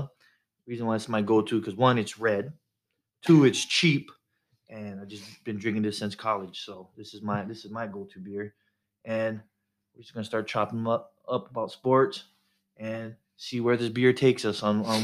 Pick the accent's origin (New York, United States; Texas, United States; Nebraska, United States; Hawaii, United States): Hawaii, United States; Waianae; accent: pidgin; now in Oregon, United States; born and raised Waianae, Hawaii.